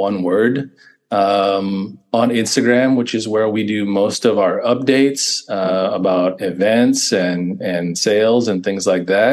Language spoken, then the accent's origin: English; East Bay, California, United States; we were both born and raised in the East Bay, basically on either side of Oakland.